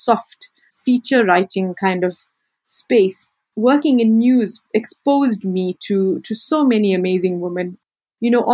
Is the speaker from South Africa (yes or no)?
yes; Durban, KwaZulu-Natal, South Africa; also born or lived in Cape Town; my hometown of Durban in South Africa